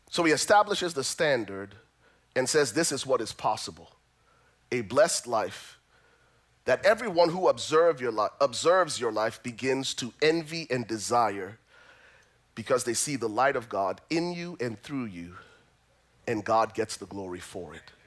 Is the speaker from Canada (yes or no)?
no; Liberia; moved away; I'm originally from Liberia